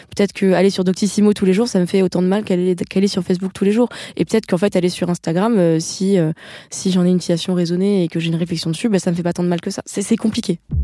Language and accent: French; Paris, Île-de-France, France; je suis parisienne